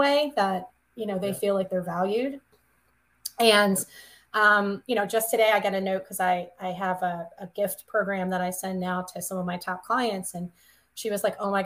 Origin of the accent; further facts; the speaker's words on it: the South, United States; moved away; I'm from the South, of course, in my little town